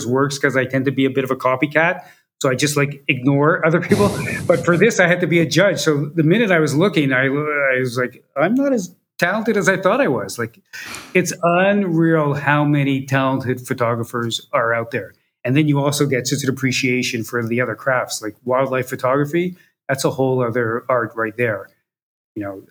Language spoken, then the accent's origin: English; Montreal, Quebec, Canada; Montreal, my hometown